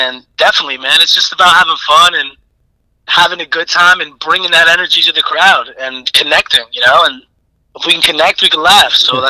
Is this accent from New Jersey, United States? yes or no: yes; Passaic, New Jersey, United States; I'm from Passaic, New Jersey.